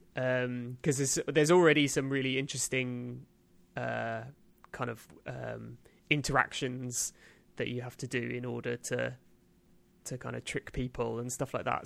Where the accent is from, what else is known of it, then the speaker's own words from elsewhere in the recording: United Kingdom; as a British man